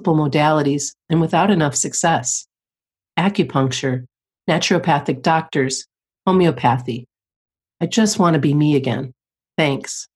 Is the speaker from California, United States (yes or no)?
no; just outside of Detroit, Michigan, United States; moved away; I grew up just outside of Detroit